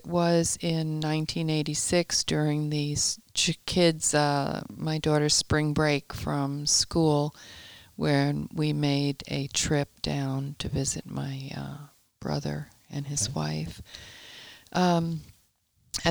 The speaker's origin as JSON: {"language": "English", "region": "New York", "country": "United States", "tie": "born or raised there", "also_born_or_lived": "Yonkers, New York / Brooklyn, New York / Tarrytown, New York", "said": "I was born and raised in New York."}